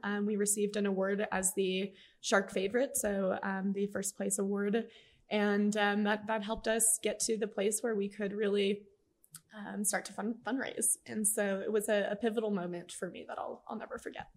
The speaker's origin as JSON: {"language": "English", "town": "El Paso", "region": "Texas", "country": "United States", "tie": "born or raised there", "said": "Alejandro and I both grew up in El Paso."}